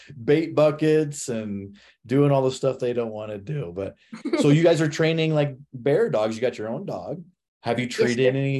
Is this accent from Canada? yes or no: no; Midwest, United States; I grew up in the Midwest hunting whitetail